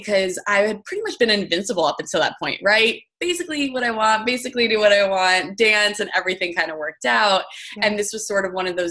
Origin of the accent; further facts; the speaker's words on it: New Jersey, United States; also born or lived in Michigan; I live out in New Jersey and I grew up in New Jersey.